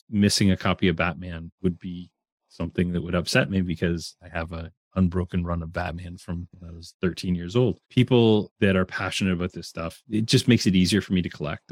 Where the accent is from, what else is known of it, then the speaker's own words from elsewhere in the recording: Canada; I'm Canadian